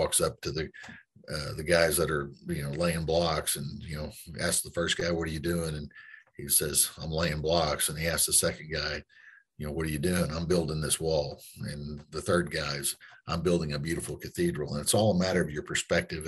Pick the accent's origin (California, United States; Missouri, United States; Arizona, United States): Missouri, United States; Granby; I was raised in Southwest Missouri